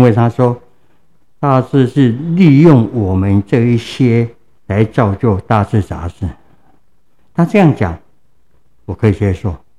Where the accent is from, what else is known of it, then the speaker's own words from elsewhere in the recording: Tainan, Taiwan; 我的故乡是在 南部的台南区